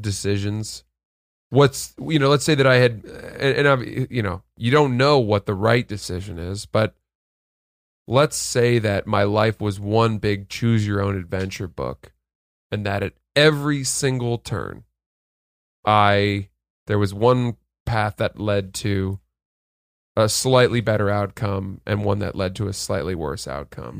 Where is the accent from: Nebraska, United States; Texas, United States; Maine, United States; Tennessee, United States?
Maine, United States; now in New York, United States; I grew up in Maine